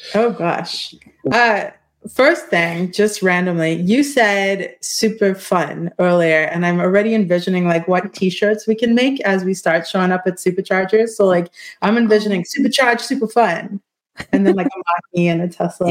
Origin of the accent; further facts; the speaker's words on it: South Africa; I'm South African